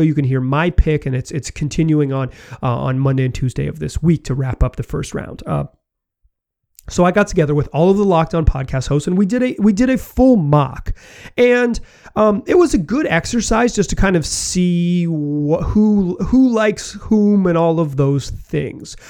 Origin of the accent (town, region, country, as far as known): Chapel Hill, North Carolina, United States; born or raised there